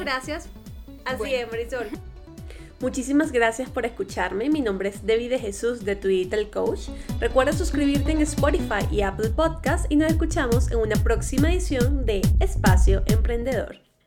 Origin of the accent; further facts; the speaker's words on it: Venezuela; now in Colombia; yo soy venezolana